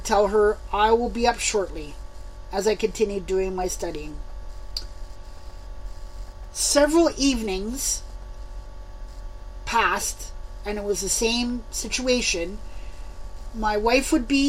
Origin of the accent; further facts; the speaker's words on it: Montreal, Quebec, Canada; moved away as an adult; now in Saskatchewan, Canada; I was born and raised in Montreal, the West Island to those who live in Montreal